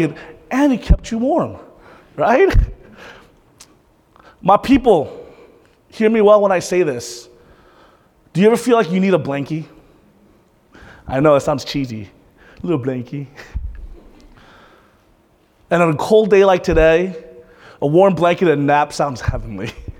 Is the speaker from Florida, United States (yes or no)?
yes; Panama City, Florida, United States; moved away; I'm from Panama City. That's my hometown.